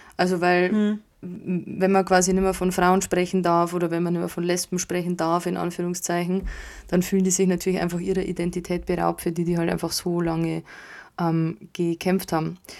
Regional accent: Bavaria, Germany; bei uns in Bayern, Süddeutschland

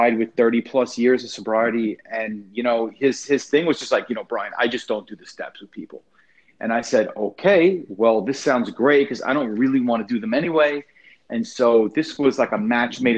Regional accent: Long Island, New York, United States; moved away; I'm originally from Long Island, New York

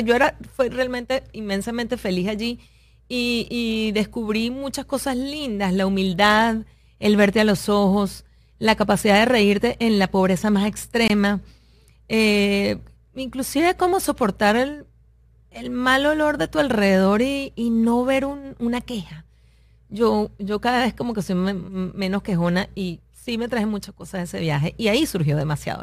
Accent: Venezuela; moved away as an adult; now in United States; siempre tengo mi camiseta ser venezolana

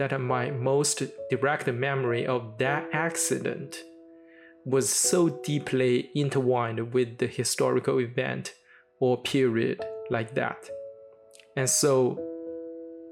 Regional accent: Shanghai, China; my hometown, Shanghai

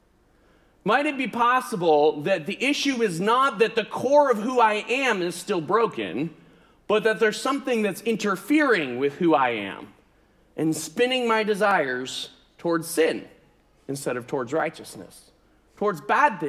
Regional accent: United States; I'm an American

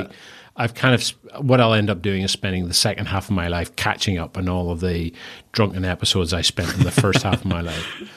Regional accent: Northern Ireland, United Kingdom; accent: strong Northern Irish; moved away as an adult; also born or lived in Bristol; very strong Northern Irish accent

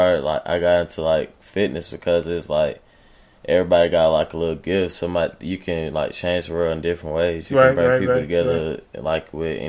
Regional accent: North Augusta, South Carolina, United States; I'm originally from North Augusta, South Carolina.

